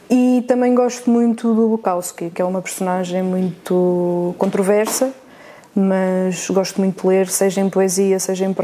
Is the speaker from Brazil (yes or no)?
no; North, Portugal; Superboc, sou do Norte.